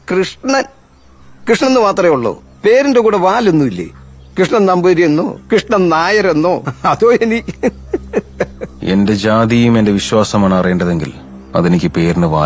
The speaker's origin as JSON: {"language": "Tamil", "town": "Coimbatore", "region": "Tamil Nadu", "country": "India", "tie": "born or raised there", "moved": "as an adult", "lives_now": "Sweden", "said": "கோவை கோயம்புத்தூர் சரி தோல ஆமாங்க தோல ஸோ நான் அங்கதான் படிச்சது"}